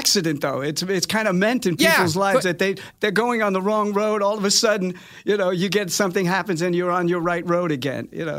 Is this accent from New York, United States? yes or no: yes; New York City, New York, United States; Both parents were Napolitan. They both. My dad sang a little bit. I grew up in Staten Island. It's like 80% Italian